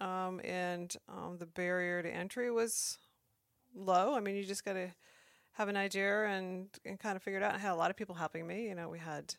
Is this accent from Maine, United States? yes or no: yes; Maine, United States; moved away as an adult; now in Alaska, United States; I grew up in Maine and moved to Alaska right out of college